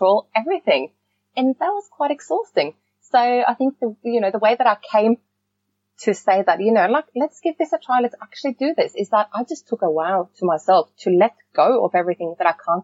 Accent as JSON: {"language": "English", "country": "Norway", "tie": "born or raised there", "moved": "yes", "said": "growing up in Norway"}